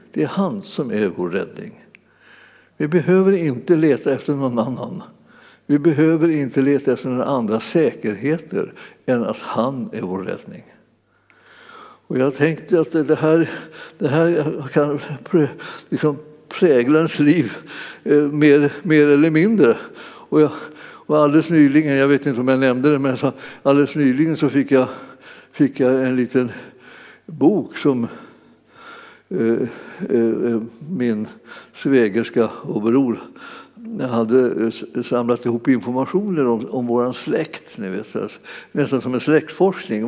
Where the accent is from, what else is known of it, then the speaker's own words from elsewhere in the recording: Sweden; föddes vi så småningom när de hade flyttat hem till Sverige